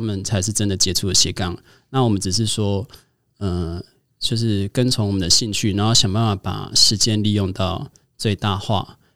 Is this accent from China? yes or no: no; Kaohsiung, Taiwan; 我是高雄人，我应该多了解高雄一点